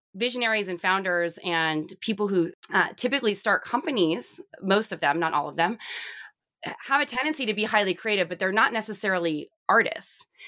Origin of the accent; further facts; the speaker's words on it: Southern California, United States; I grew up in Southern California